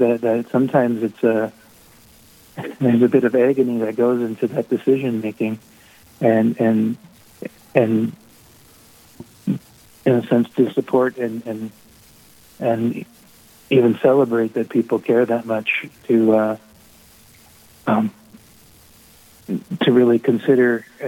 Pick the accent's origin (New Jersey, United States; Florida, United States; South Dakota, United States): South Dakota, United States; Sturgis; I'm from Sturgis, just up the road from Rapid City